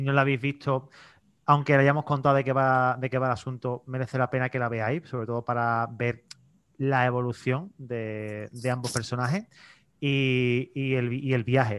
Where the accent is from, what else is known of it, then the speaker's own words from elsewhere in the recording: Seville, Andalusia, Spain; yo haber sido nacido español, criado español, bueno, sevillano, nacido sevillano también